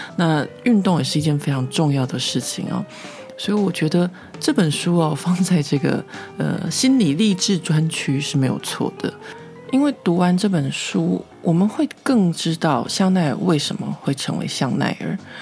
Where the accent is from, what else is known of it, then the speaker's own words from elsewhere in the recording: Taiwan; now in Paris, France; 我这个台湾人